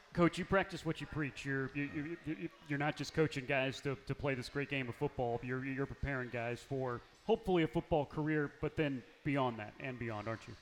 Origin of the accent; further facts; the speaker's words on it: Missouri, United States; I'm, I'm from Missouri